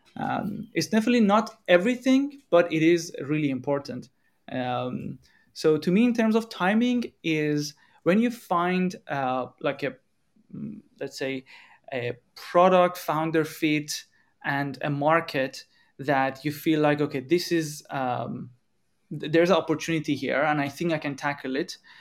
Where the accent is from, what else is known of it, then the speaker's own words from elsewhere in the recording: Iran; moved away as an adult; now in Europe; we are coming from Iran, we are in Europe